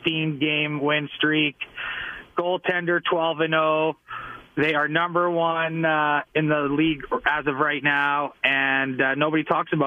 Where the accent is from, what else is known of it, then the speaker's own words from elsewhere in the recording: Canada; I don't know. I'm Canadian. I'm just trying to be nice.